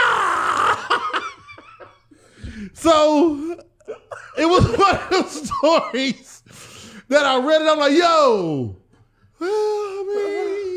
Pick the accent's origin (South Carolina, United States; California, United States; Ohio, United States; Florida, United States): Ohio, United States; Cleveland; We was raised on Rankin